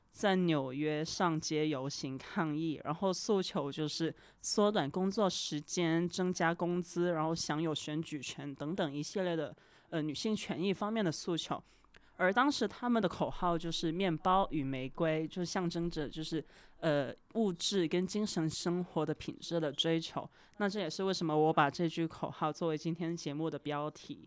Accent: Guangdong, China; 我是广东人嘛嗯。从小看港产片长大

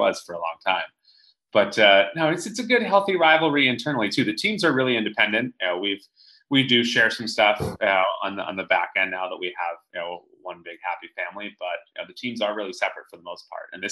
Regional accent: Tampa, Florida, United States; moved away; I grew up down there. So this is a homecoming for me. I grew up in Tampa Bay.

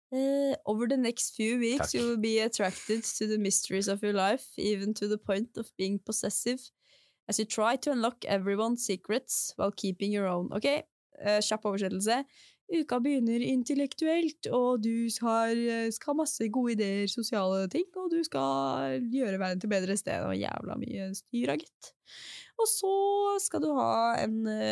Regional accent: Drammen, Buskerud, Norway; moved away; når jeg bodde hjemme i Drammen

